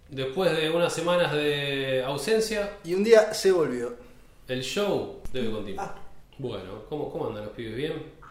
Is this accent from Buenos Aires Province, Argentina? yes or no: yes; Banfield, Buenos Aires Province, Argentina; soy de Banfield.